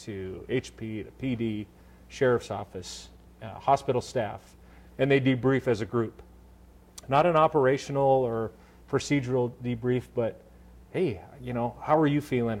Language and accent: English; Montana, United States; I grew up in Montana